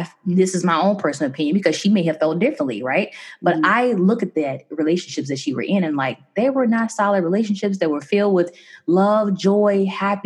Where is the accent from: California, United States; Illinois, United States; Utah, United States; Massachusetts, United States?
Illinois, United States; Chicago; I'm from Chicago